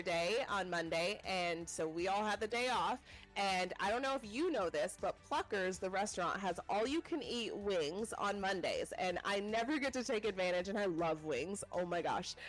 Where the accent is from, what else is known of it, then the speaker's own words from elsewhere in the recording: Colorado, United States; now in Houston, United States; I'm from Colorado